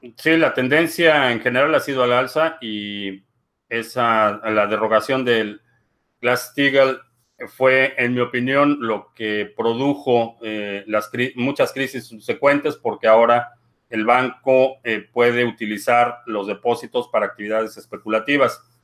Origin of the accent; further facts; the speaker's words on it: Mexico; como buen mexicano crecí en una familia católica